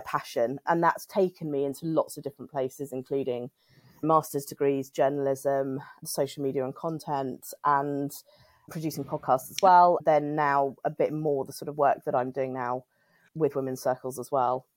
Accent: United Kingdom; I'm British and I'm in the U K

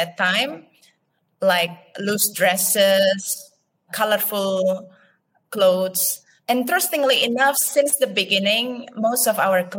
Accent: Bali, Indonesia; I was born and raised up in Bali, Indonesia

